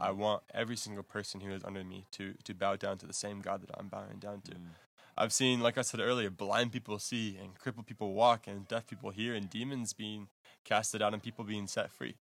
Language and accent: English; Texas, United States; moved away; also born or lived in Michigan / Africa; I am originally from Texas in the United States, and then a few years ago moved to Michigan